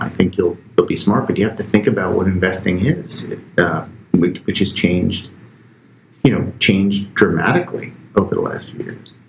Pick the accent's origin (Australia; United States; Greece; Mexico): United States; Bayonne, New Jersey; I'm from Bayonne, New Jersey, right across the, the river here